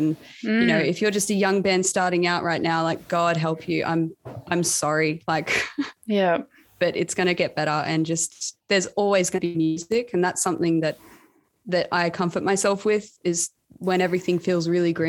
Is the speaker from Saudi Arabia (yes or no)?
no; Cootamundra, New South Wales, Australia; moved away as an adult; now in Canberra, Australia; I was born in a small town called Cootamundra, 2 hours from Canberra